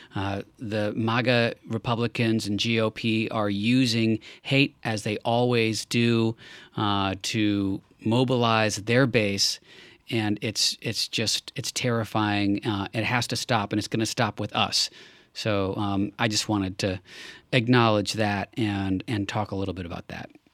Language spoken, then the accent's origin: English; Los Angeles, California, United States; my hometown of Los Angeles